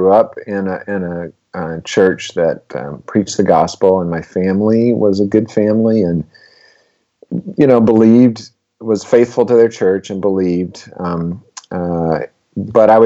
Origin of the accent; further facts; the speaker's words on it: Alabama, United States; moved away as an adult; also born or lived in Rhode Island; now in New England, United States; I grew up in Alabama in a Southern Baptist church